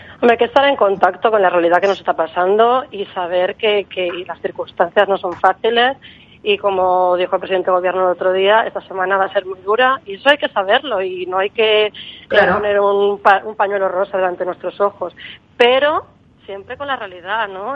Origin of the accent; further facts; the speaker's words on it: Barcelona, Catalonia, Spain; moved away as an adult; also born or lived in Madrid / Berlin; Yo soy de Barcelona, de un barrio que se llama Horta, que es un barrio que antes era un pueblo y Barcelona se lo comió